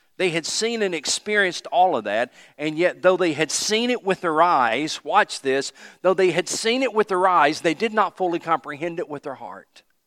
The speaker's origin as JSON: {"language": "English", "town": "Johnson City", "region": "Tennessee", "country": "United States", "tie": "born or raised there", "also_born_or_lived": "Anderson, South Carolina", "moved": "yes", "said": "we moved to Johnson City, Tennessee, six oh three Saint Louis Street, Johnson City, Tennessee"}